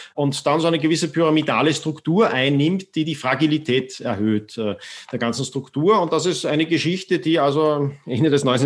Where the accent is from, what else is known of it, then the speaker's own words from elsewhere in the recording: Austria; ich bin zwar in Österreich äh, aufgewachsen